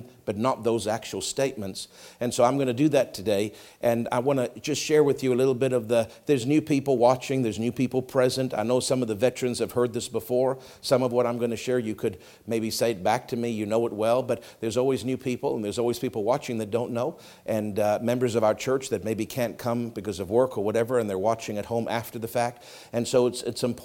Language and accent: English; Canada; I'm Canadian.